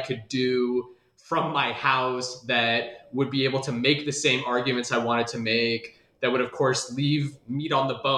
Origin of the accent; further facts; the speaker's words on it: Des Moines, Iowa, United States; moved away; I'm originally from Des Moines, Iowa